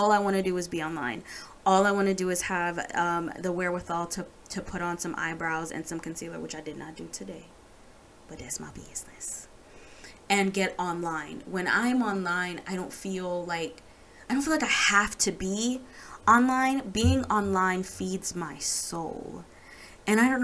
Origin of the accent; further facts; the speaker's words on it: Jamaica; I'm Jamaican